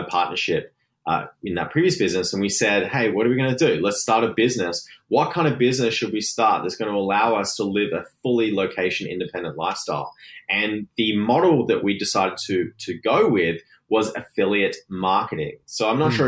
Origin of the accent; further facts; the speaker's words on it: Gold Coast, Queensland, Australia; now in Vancouver, Canada; I'm from the Gold Coast in Australia, which is right near Brisbane